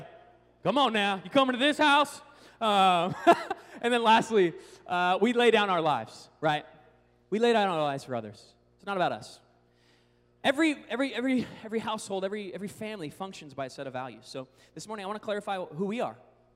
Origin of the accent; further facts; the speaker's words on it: Seattle, Washington, United States; now in Oklahoma, United States; I grew up in Seattle in the Northwest